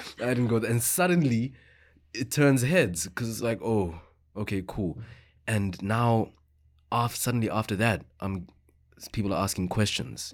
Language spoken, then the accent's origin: English; Johannesburg, Gauteng, South Africa; English is a second language; moved away as an adult; now in Victoria, Canada; growing up in South Africa like with that history we grew up having uncomfortable conversations.